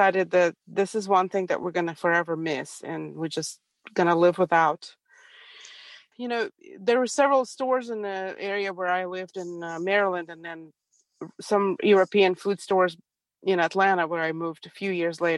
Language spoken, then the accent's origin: English; Ukraine; now in Prattville, United States; I was born and raised in Ukraine, in Soviet Union, actually